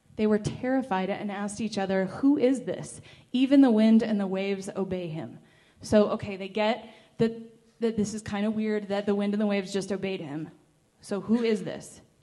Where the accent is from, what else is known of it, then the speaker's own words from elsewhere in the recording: California, United States; I'm from California